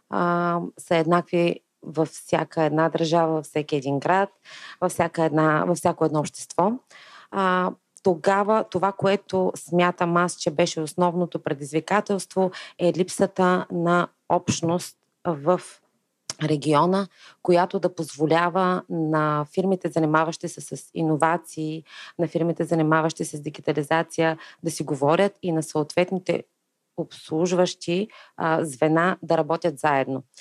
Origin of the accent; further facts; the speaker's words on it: Stara Zagora, Stara Zagora Province, Bulgaria; четиримата от основателите сме родом от Стара Загора